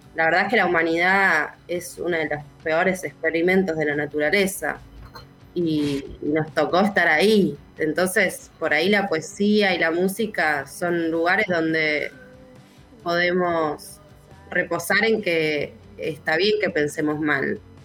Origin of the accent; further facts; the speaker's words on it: Zárate, Buenos Aires Province, Argentina; vine a vivir a Zárate otra vez, que es de donde yo soy, de donde nací